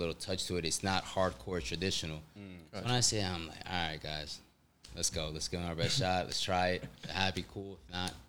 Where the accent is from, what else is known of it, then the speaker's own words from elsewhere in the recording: New York, United States; and then when I came back home to New York, I was I worked at a Korean restaurant